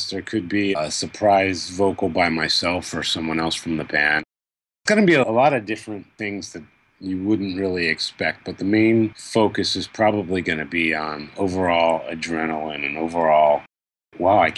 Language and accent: English; Baltimore, Maryland, United States; And it's my home country, and especially Baltimore is my hometown.